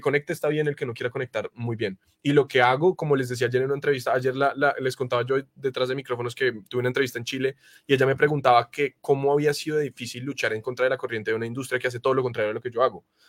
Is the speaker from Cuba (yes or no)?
no; Colombia; en mi país, acá en Colombia